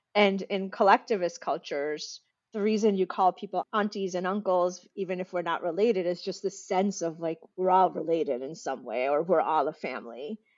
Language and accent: English; United States; accent: American; as soon as I step outside, I'm American. I sound American